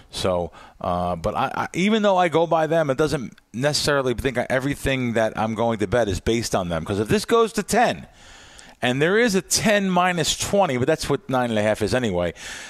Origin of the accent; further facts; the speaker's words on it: Las Vegas, Nevada, United States; And Las Vegas, like I said, I hate to say it, it's my hometown team